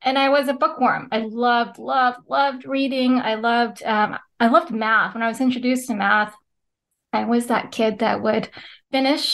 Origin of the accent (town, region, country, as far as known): California, United States; born or raised there; moved away as an adult; also born or lived in Philippines; now in Pennsylvania, United States